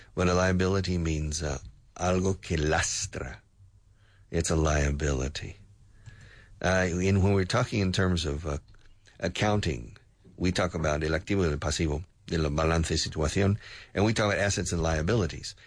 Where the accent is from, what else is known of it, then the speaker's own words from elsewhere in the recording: the South, United States; moved away; I grew up in the South